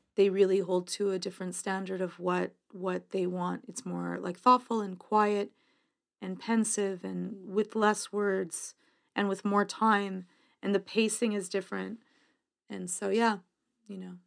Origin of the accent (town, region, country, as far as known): Canada; accent: Canadian